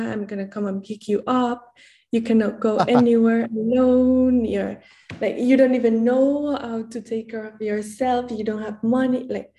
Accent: Mexico City, Mexico; moved away as an adult; now in Berlin, Germany; first of all, I come from Mexico, from the capital, Mexico City. I am 24 years old, and I just graduated from university.

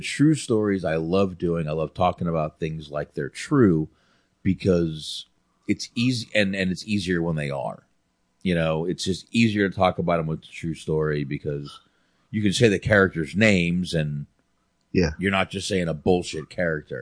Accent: North Carolina, United States; when I grew up in North Carolina

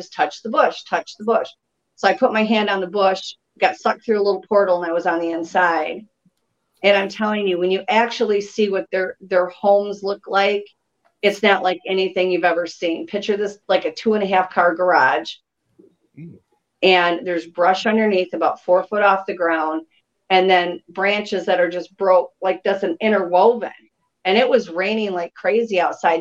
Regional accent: Michigan, United States; moved away as an adult; now in South Carolina, United States; I was born and raised in Michigan.

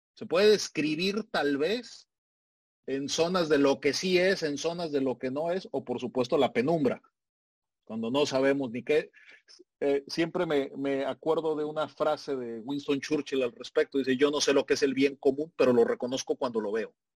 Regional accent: Mexico

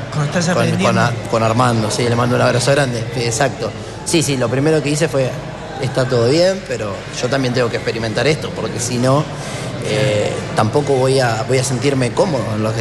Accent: Buenos Aires, Argentina; born there; como decía la presentación, yo nací en Buenos Aires.

